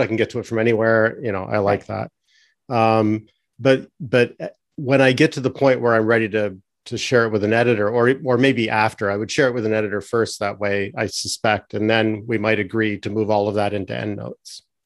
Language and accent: English; Canada; also born or lived in between Toronto and cottage country; as a Canadian